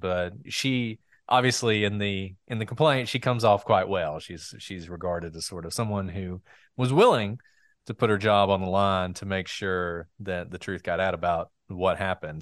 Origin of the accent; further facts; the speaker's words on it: Walker County, Alabama, United States; I'm from Walker County